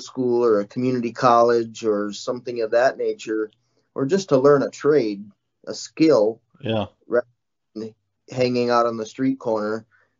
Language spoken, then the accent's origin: English; Madison, Wisconsin, United States; I grew up in Madison, Wisconsin, all my life.